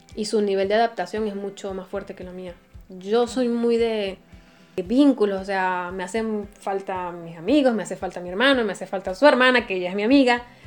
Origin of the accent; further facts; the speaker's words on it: Venezuela; moved away as an adult; also born or lived in Chile; now in Italy; soy venezolana, si notan el acento